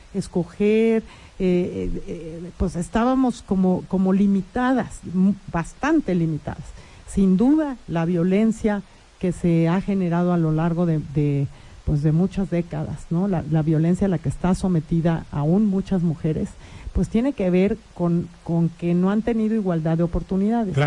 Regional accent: Mexico; eso somos las mexicanas y los mexicanos

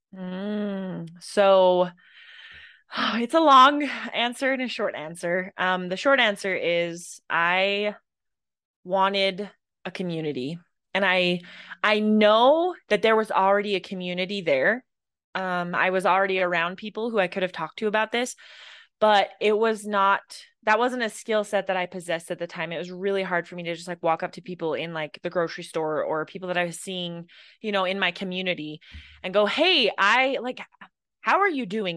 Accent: Idaho, United States; I grew up in Idaho

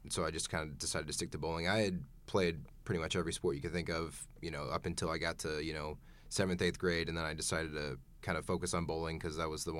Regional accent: Tulsa, Oklahoma, United States; moved away as an adult; also born or lived in Broken Arrow, Oklahoma; now in Saint Charles, United States; I'm from Tulsa, Oklahoma.

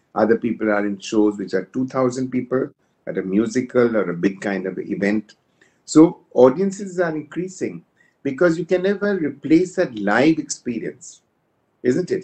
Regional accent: India; we know we are Indian

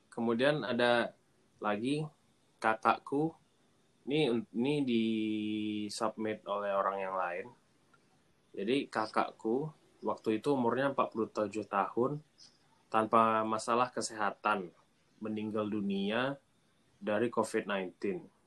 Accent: Pekanbaru, Riau, Indonesia; aku dari Pekanbaru jadi kalau kalian nggak tahu di Pekanbaru di Riau

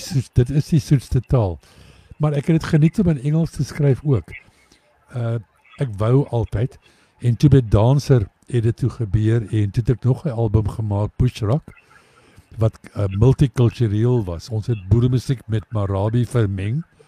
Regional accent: South Africa; ons is van Suid-Afrika

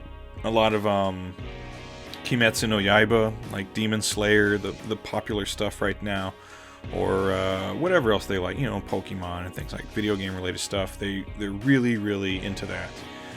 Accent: Southern Louisiana, United States; moved away as an adult; now in Japan; Again, like I grew up in like the deep South. I'm from Southern Louisiana, very socially conservative part of the country, very religiously conservative part of the country.

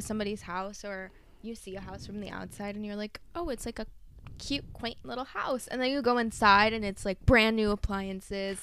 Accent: Michigan, United States; growing up in Michigan

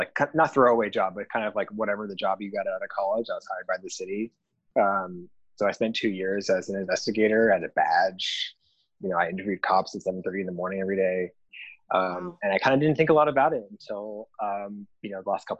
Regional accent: Connecticut, United States; moved away as an adult; also born or lived in Manhattan, New York; now in New York City, United States; I was born in Manhattan, so there's that. And I grew up in Connecticut, but I've been quote back since 2001

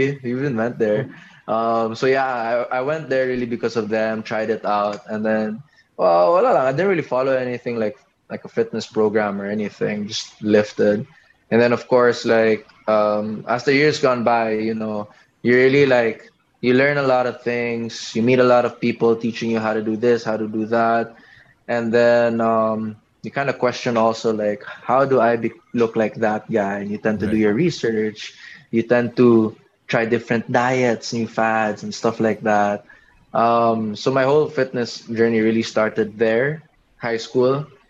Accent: Cebu, Central Visayas, Philippines; also born or lived in Manila; I came from Cebu, so I was just into whatever sports there. I was into track and field, so that's why I was pretty payat. And then when I moved to Manila, there's basketball.

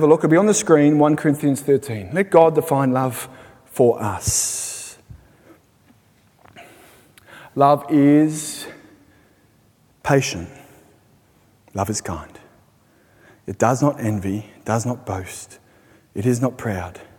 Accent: Sydney, New South Wales, Australia; moved away as an adult; now in Belfast, United Kingdom; We're from Sydney.

